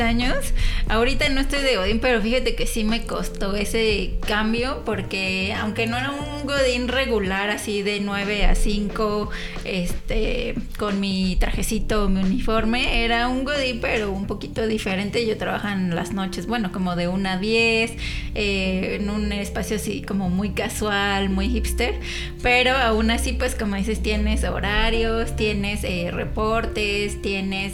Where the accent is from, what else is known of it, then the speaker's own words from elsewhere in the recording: San Juan, Mexico; also born or lived in Paris, France; soy de aquí de San Juan, he vivido en varios lados